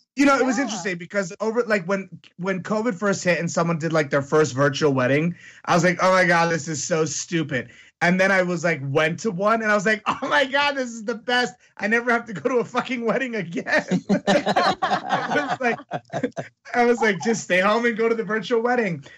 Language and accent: English; Greenwich, Connecticut, United States; I grew up with them in Greenwich, Connecticut